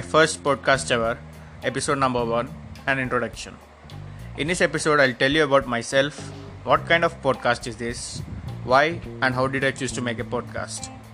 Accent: Hyderabad, Telangana, India; I'm from Hyderabad, India

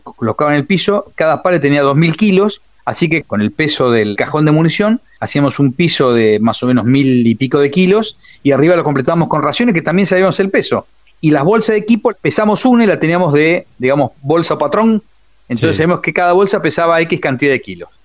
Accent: Buenos Aires, Argentina; Yo soy nacido en Capital Federal. Ajá pero mi familia es correntina

